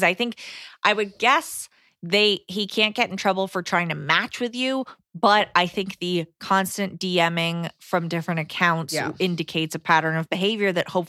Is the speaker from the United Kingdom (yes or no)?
no; Canada; I wanted to take it slow, hence why I did it during one of the many lockdowns in my country. I'm Canadian.